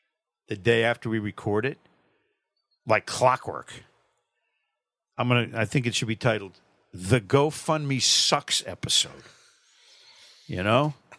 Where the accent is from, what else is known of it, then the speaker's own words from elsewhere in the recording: Manchester, Connecticut, United States; my hometown, Manchester, Connecticut.